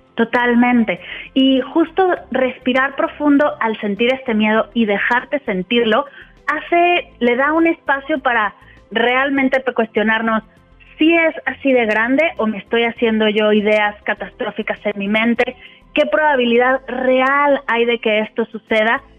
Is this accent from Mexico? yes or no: yes; Mexico City, Mexico; moved away as an adult; now in Spain; De Ciudad de México.